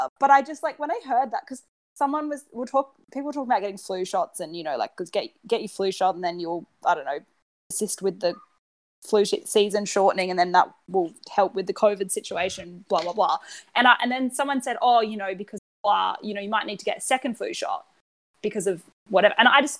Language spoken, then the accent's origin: English; Adelaide, South Australia, Australia; moved away as an adult; now in Brisbane, Australia